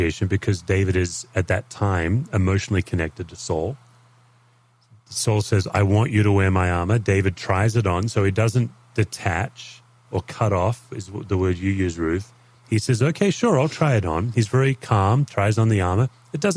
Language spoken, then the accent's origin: English; Australia; as an Aussie